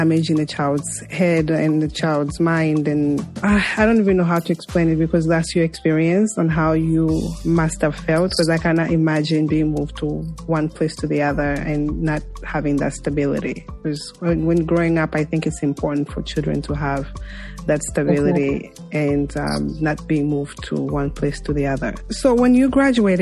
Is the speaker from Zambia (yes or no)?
yes; Zambia; I was born and raised in Zambia